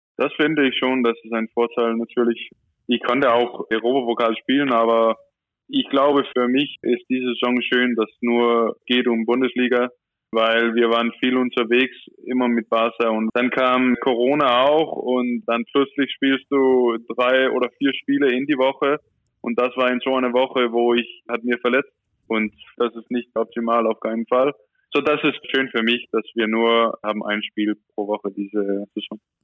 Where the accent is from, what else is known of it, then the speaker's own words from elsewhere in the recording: Copenhagen, Capital Region of Denmark, Denmark; German is a second language; moved away as an adult; also born or lived in Barcelona; Ich komme aus Kopenhagen